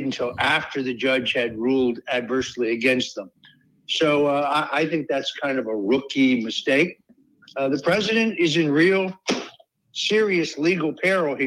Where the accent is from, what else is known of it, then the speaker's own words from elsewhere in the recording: New York, United States; I'm from New York